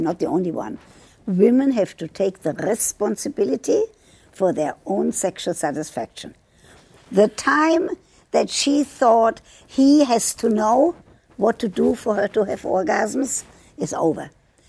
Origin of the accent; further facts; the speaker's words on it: United States; I'm an American. I vote every year, every opportunity I get.